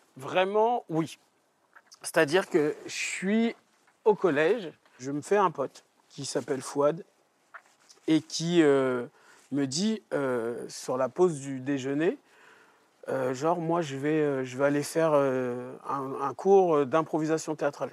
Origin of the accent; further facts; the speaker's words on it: Trappes, Île-de-France, France; moi, j'ai grandi à Trappes